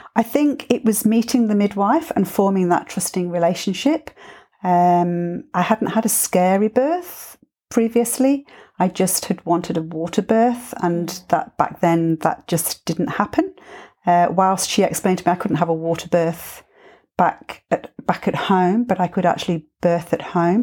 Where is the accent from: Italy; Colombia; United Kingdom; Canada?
United Kingdom; England; now in Byron Bay, Australia; being English